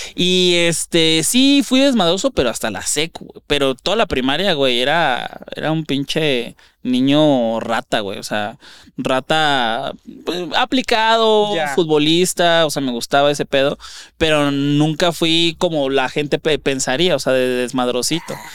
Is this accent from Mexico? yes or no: yes; Ciudad Juárez, Chihuahua, Mexico; born or raised there; now in Mexico City, Mexico